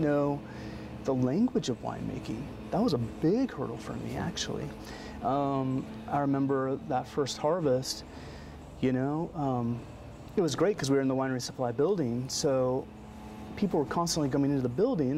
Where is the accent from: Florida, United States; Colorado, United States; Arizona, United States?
Colorado, United States; moved away as an adult; also born or lived in Portland, Oregon; I grew up in Colorado